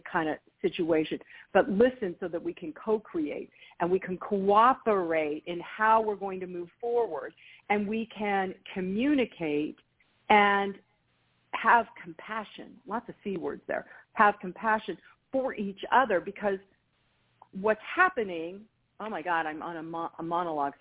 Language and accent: English; California, United States; I'm from California